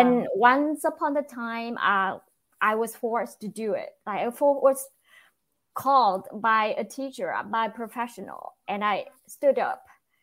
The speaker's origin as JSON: {"language": "English", "country": "Vietnam", "second_language": "English", "moved": "yes", "lives_now": "United States", "said": "I'm originally from Vietnam, but I live in the United States now."}